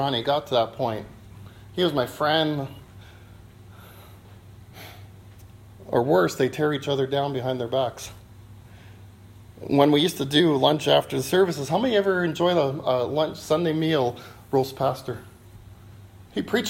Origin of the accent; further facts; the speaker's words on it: Canada; We're from Canada